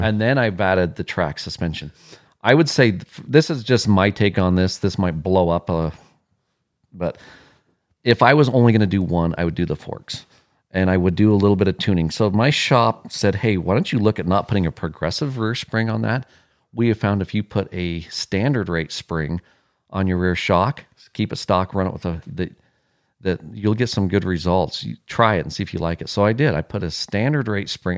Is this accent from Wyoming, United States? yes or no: yes; Wyoming, United States; moved away; I'm from Wyoming